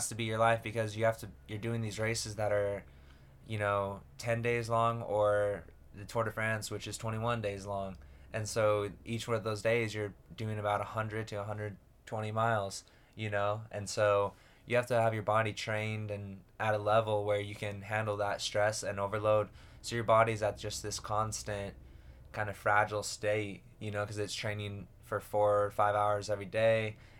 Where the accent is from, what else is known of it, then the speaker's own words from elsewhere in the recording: Lehi, Utah, United States; I grew up in Lehi, Utah, typical kind of Mormon boy, raised.